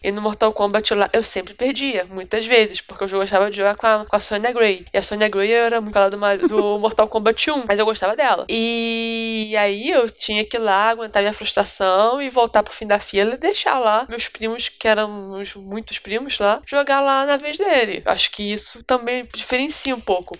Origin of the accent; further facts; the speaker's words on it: Rio de Janeiro, Brazil; eu sou aqui do Rio